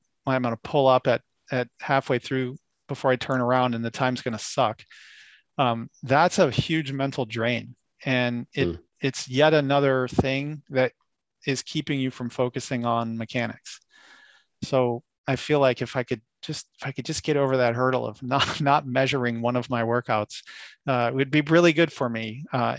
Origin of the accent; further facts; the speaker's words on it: Florida, United States; moved away; I grew up in Florida.